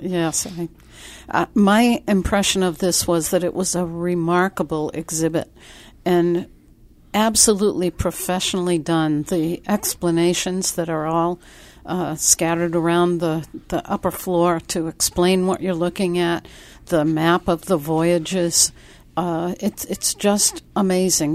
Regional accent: Worcester, Massachusetts, United States; also born or lived in New Bedford, Massachusetts; I was born in New Bedford, but then my family moved to the Worcester area.

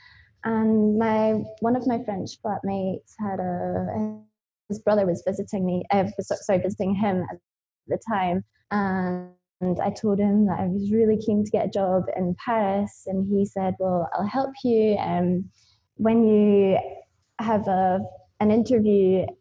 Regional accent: Auchtertool, Scotland, United Kingdom; moved away as an adult; also born or lived in Newcastle; I grew up on a farm in a small sleepy village called Ochtertool

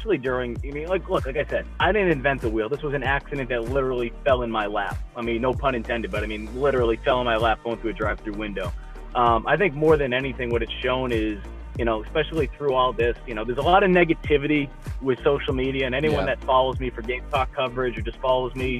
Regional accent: Northeast, United States; moved away as an adult; also born or lived in Mississippi; now in South Carolina, United States; growing up in the Northeast, I didn't even know what Bojangles was

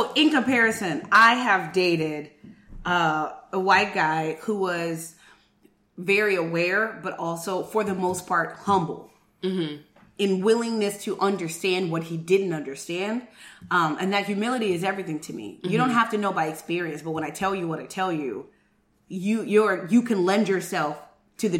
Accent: West Coast, United States; moved away; also born or lived in the South; Being that I am black in the South, but I am from the West Coast.

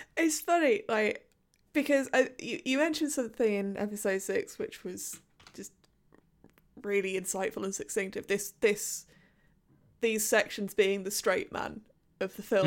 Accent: United Kingdom; a British person in 2021

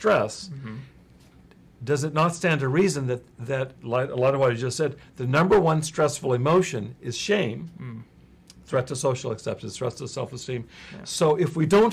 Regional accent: Texas, United States; I hail from Texas. And there's a lot of things I inherited from my background in Texas. I certainly grew up in a family that valued self-reliance

